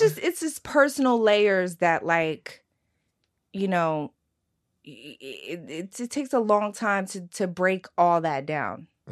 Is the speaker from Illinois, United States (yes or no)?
no; Philadelphia, Pennsylvania, United States; I'm also from South Philly. I, my, I grew up in a diner